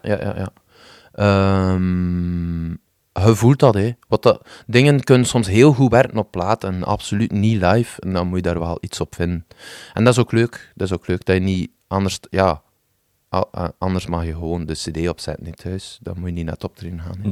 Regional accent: West Flanders, Belgium; als West-Vlaming

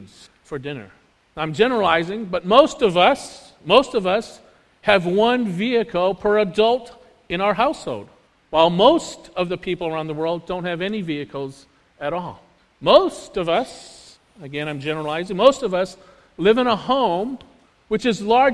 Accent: United States; we Americans

